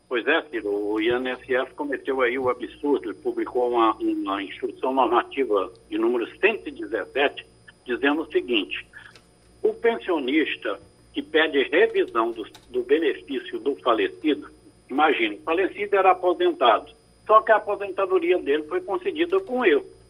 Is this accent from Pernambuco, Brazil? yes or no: yes; Recife, Pernambuco, Brazil; now in Ipojuca, Brazil; Eu sou natural de Recife, mas estou aqui em Nossa Senhora do Ipujuca